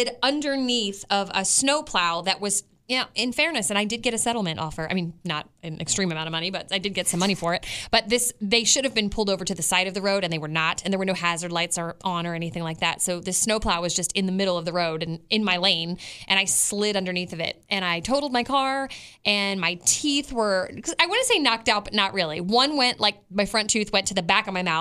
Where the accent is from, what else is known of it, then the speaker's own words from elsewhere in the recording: Maryland, United States; We grew up in Maryland